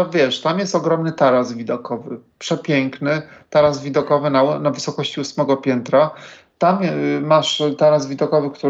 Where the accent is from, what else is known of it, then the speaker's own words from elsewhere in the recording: Warsaw, Masovian Voivodeship, Poland; now in Bemowo, Poland; Także, no ja w ogóle pochodzę z Woli.